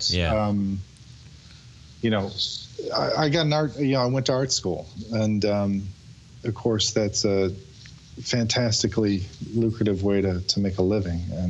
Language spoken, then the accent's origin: English; Chicago, Illinois, United States; now in Winston-Salem, United States; I grew up in Chicago, south side of Chicago.